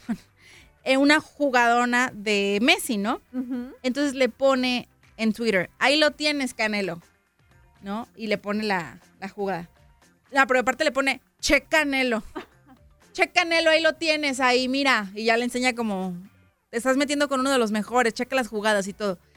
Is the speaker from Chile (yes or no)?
no; Mexico; Así no somos los mexicanos